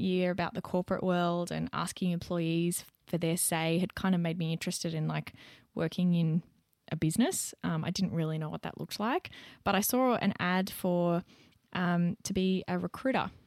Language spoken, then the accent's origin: English; Young, New South Wales, Australia; moved away; back in my hometown, back in Young